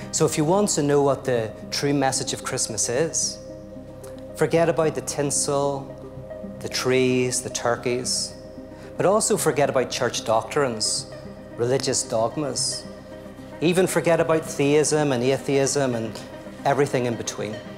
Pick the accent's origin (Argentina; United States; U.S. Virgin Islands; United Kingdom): United Kingdom; Belfast, Northern Ireland; I'm from Belfast, Northern Ireland, and I grew up during the Troubles